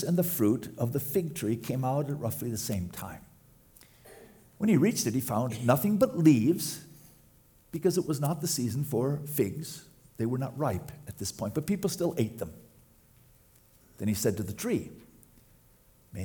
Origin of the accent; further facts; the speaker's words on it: United States; as an American